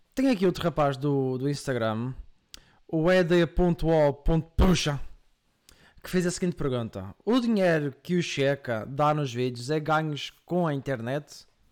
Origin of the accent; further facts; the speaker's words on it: Madeira, Portugal; now in Coimbra, Portugal; eu sou madeirense, estou em Coimbra